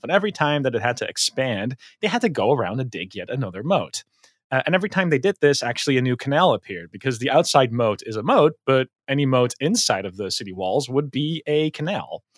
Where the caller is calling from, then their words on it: Haarlem, North Holland, Netherlands; I'm calling in from Haarlem in the Netherlands, which is a city between Amsterdam and the beach.